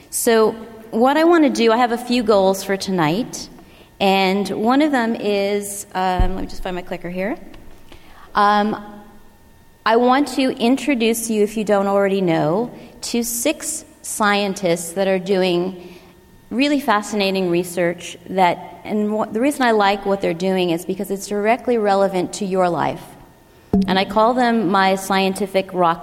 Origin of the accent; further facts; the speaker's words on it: Long Island, New York, United States; moved away; I grew up on the East Coast. We've talked about this, lots of people here from the East Coast, in a very tight-knit New York Italian family. And we grew up on the coast of Long Island